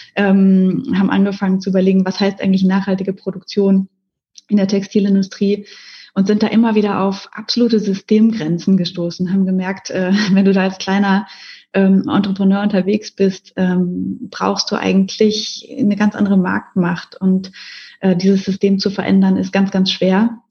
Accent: Ruhr area, North Rhine-Westphalia, Germany; moved away as an adult; now in Mannheim, Germany; ich komme aus dem Ruhrgebiet, also aus einer Region in Deutschland

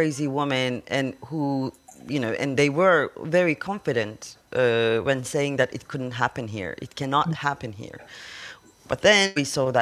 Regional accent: Turkey; I come from Turkey

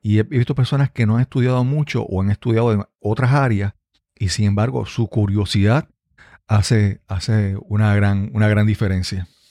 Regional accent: Yabucoa, Puerto Rico; viajaba de San Juan a Yabucoa, a mi pueblo

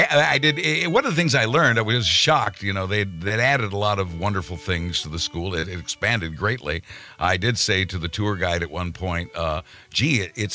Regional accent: Wichita, Kansas, United States; moved away; I was born in Wichita, Kansas. and was educated there

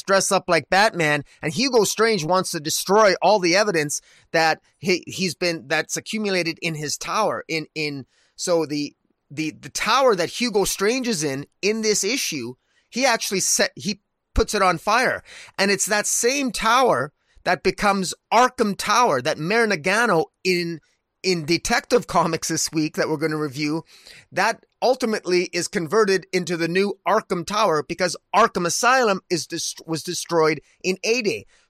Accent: Canada; as a Canadian, I love a good, I love a hockey uniform

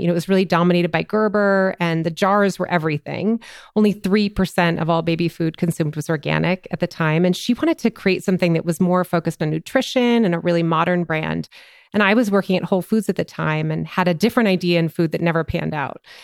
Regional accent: Minnesota, United States; moved away as an adult; also born or lived in upstate New York; I'm a Minnesotan. I grew up in Minnesota

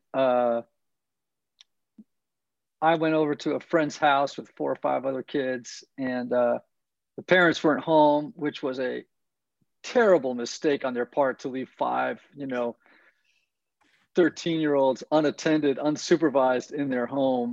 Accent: Greenwich, Connecticut, United States; also born or lived in New York; now in Nashville, United States; I grew up in Greenwich, Connecticut, a small, wealthy community about 35 miles from Midtown Manhattan

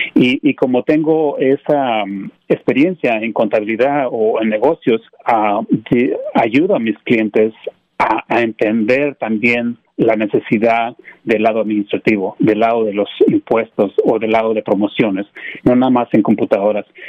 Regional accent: Mexico; moved away as an adult; now in United States; sí, soy mexicano, nací en México y este me vine para los Estados Unidos ah, en el 97, tenía como unos 20, 21 años. y Yo Estudié en México

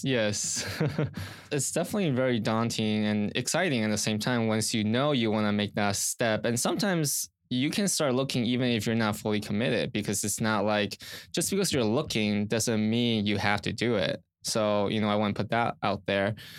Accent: Orange County, Southern California, United States; also born or lived in Riverside, California; I grew up in Southern California around Orange County

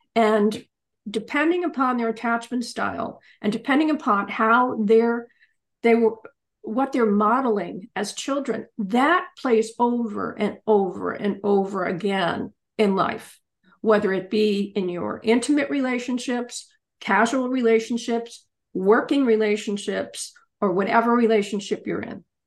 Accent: Pennsylvania, United States; also born or lived in England

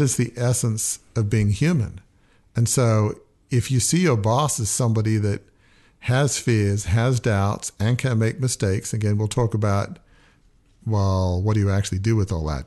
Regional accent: Australia; moved away; also born or lived in United States / Oxford; I grew up in a large family media business. It had been in my family for a hundred and fifty years. It had the Australian equivalent of the New York Times

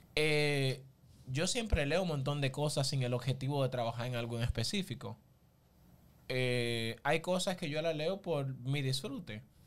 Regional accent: Barahona, Dominican Republic; yo soy oriundo de Barahona, pero en sí soy una mezcla como de, todo el sur, porque mi mamá es de Neiva, mi papá es de San Juan, mi abuelo de Elías Piña.

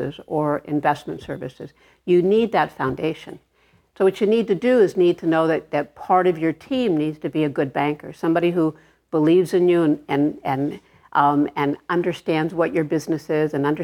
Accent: Los Angeles, California, United States; I grew up in Arleta, California.

